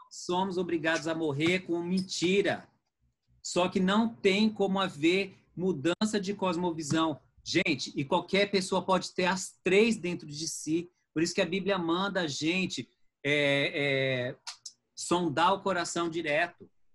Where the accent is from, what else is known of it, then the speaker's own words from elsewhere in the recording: Brazil; nós somos brasileiros.